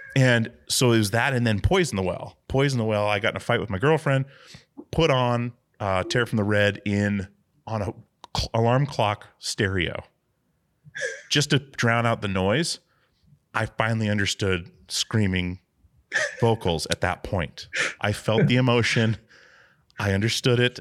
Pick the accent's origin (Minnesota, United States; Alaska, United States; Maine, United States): Alaska, United States; growing up in Alaska